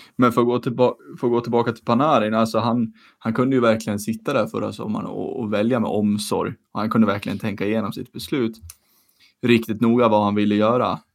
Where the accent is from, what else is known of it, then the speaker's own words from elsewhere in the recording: Sweden; som svensk